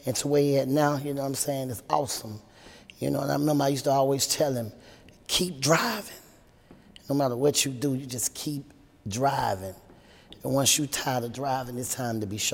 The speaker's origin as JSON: {"language": "English", "town": "Atlanta", "region": "Georgia", "country": "United States", "tie": "born or raised there", "said": "growing up in the South was great"}